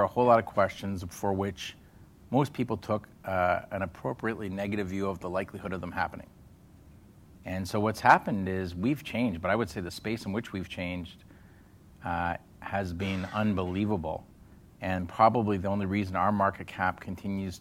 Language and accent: English; Canada; as a Canadian